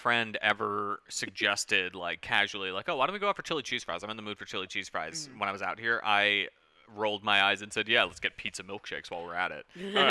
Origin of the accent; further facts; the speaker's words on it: New York City, New York, United States; moved away as an adult; now in Los Angeles, United States; I grew up on the Upper West Side of Manhattan